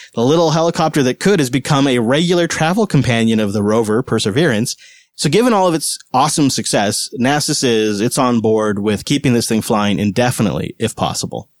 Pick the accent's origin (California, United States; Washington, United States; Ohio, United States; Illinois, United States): Washington, United States; Seattle; moved away; we're from Seattle